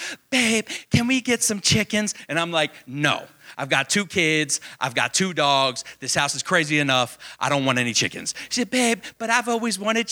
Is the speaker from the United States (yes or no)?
yes; Baltimore, Maryland, United States; I'm born and bred in Baltimore, Maryland, the Baltimore, Maryland area.